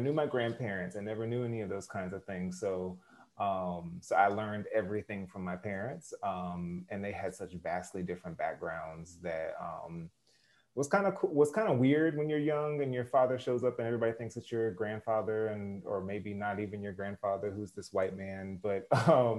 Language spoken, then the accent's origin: English; Norlina, North Carolina, United States; I'm from North Carolina. I'm from a small town called Norlina, North Carolina.